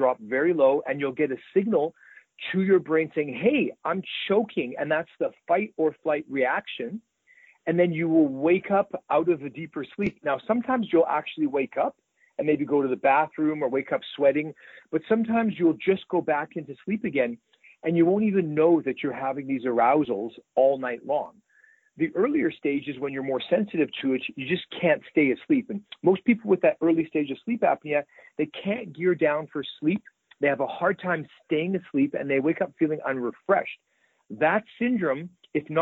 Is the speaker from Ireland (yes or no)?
no; Winnipeg, Manitoba, Canada; moved away as an adult; also born or lived in Toronto, Canada / Vancouver, Canada; now in Southern California, United States; Growing up in Winnipeg